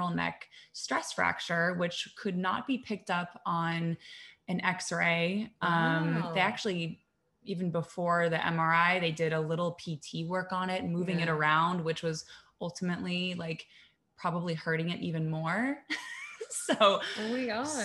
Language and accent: English; Columbus, Ohio, United States; moved away as an adult; also born or lived in New York; I'm from Columbus, Ohio, but moved to New York right after college.